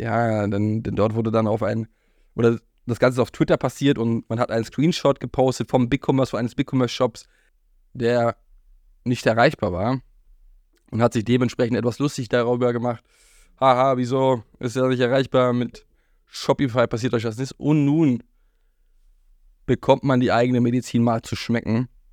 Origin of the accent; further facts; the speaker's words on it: Berlin, Germany; Berlin, wo ich aufgewachsen bin